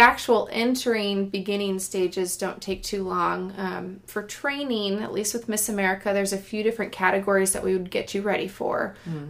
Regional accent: Granite Bay, California, United States; moved away as an adult; now in Oregon, United States; the town I grew up in is called Granite Bay

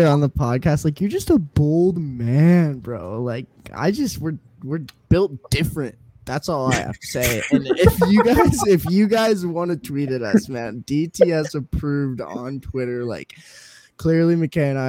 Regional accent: Colorado, United States; from Colorado

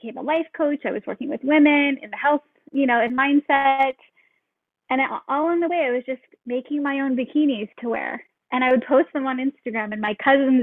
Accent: Seattle, Washington, United States; moved away as an adult; now in Hawaii, United States; We are from Seattle

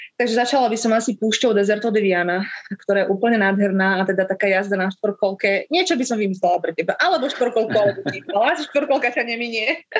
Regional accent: Slovakia; moved away as an adult; now in Cape Verde; ako práva Slovenka

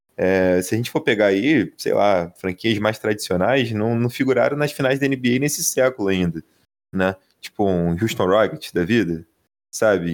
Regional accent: Rio de Janeiro, Brazil; no high school aqui da minha terra, chamada Cidade de Deus

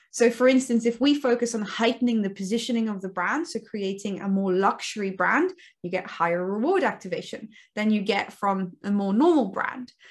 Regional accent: Cape Town, Western Cape, South Africa; also born or lived in near Bath, United Kingdom; now in Bath, United Kingdom; I'm originally from South Africa, from Cape Town in South Africa, um, hence the dodgy accent.

